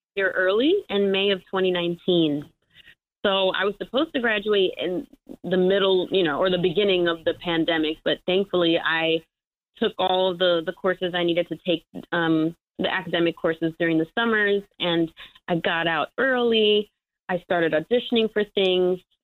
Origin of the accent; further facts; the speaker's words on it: New York City, New York, United States; also born or lived in Michigan; I'm already from New York City.